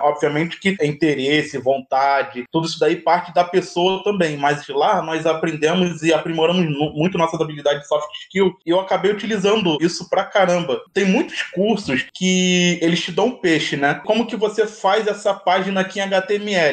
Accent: Rio de Janeiro, Brazil; Eu sou do Rio de Janeiro, moro no Vidigal.

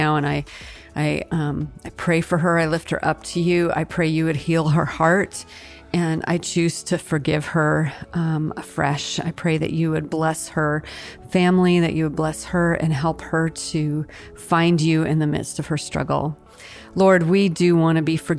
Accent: Washington, United States; the mountain in my home state, Mount Rainier

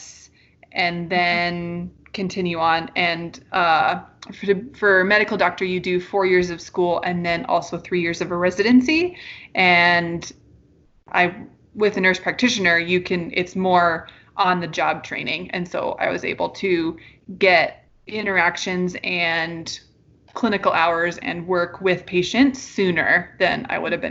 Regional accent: Oregon, United States; moved away; I'm originally from Oregon

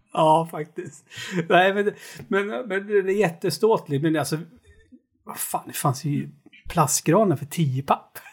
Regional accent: Knutby, Uppsala County, Sweden; moved away; när jag var liten och bodde i Knutby

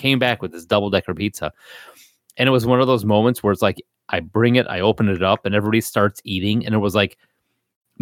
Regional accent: Chicago area, Illinois, United States; also born or lived in Elgin / Bolingbrook; we moved from Chicago

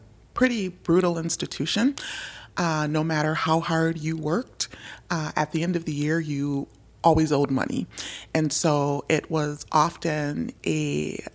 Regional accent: St. Paul, Minnesota, United States; I was born and raised in Minnesota. Grew up in Frogtown in St. Paul

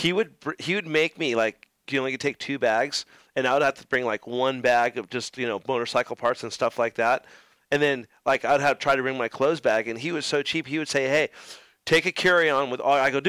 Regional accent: United States; You're all, dude, I'm going to a dirt bike race, dude. I'm American.

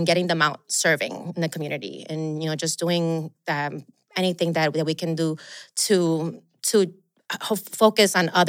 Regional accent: Chicago, Illinois, United States; So then growing up in Chicago, where it's, you know, December is very cold and very quiet in the streets.

